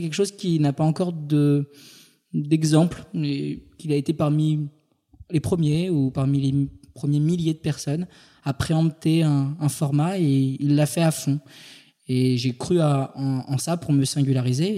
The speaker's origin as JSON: {"language": "French", "region": "Île-de-France", "country": "France", "tie": "born or raised there", "also_born_or_lived": "Paris", "said": "Je suis né en Ile-de-France"}